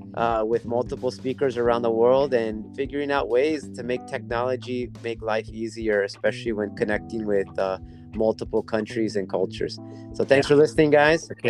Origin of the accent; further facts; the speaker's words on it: United States; moved away as an adult; now in Seoul, South Korea; I'm an American. I've been living in Korea for the past 10 years